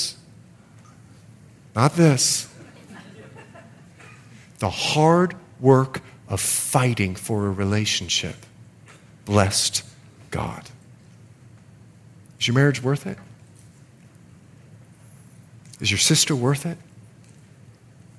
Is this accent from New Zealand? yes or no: no; Bahamas; moved away; I'm from the Bahamas